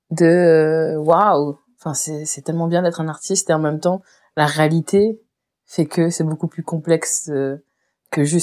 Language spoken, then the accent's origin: French; Réunion, France; j'ai grandi à la Réunion et que je suis réunionnaise